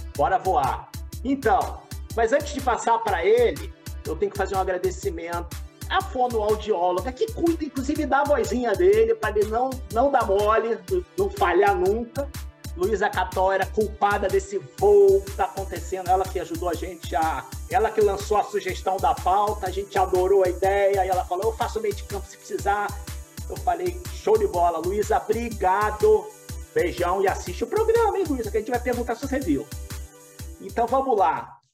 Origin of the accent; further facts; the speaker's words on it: Rio de Janeiro, Brazil; eu sou do Rio